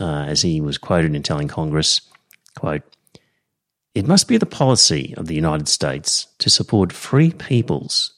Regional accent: Australia; I'm Australian

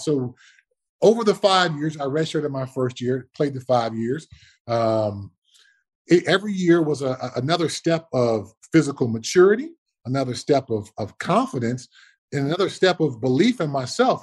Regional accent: Altadena, California, United States; born or raised there

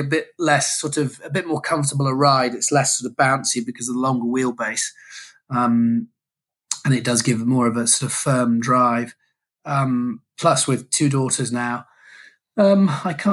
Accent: United Kingdom; being a Brit traveling abroad to, you know, do business in the States

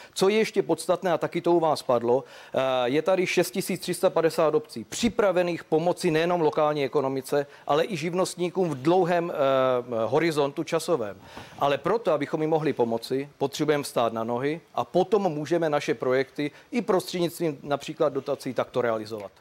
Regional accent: South Moravian Region, Czechia; Já jsem taky eh, z Jižní Moravy člověk

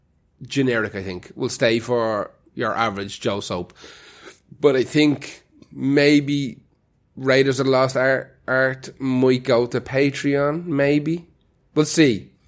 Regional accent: Ireland

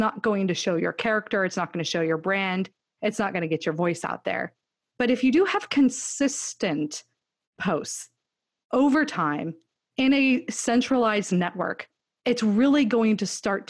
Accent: California, United States; now in Austin, United States; I grew up in California

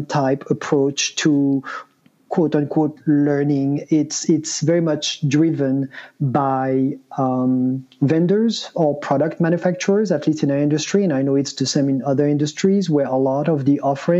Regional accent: France; moved away as an adult; now in United States; I'm originally from France, but moved to the US in 98, actually as an intern

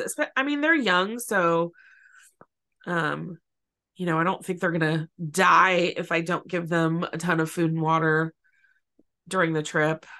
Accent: California, United States; also born or lived in San Francisco Bay Area; I've lived in California since I was four

